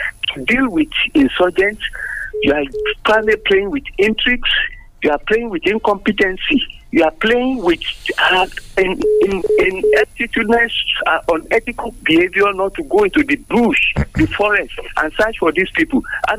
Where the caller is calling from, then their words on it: Abeokuta, Ogun State, Nigeria; I'm Kaide calling from Abeokuta.